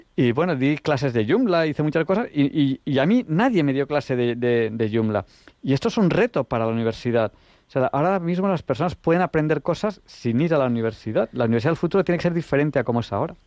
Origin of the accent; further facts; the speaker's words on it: Catalonia, Spain; yo soy catalán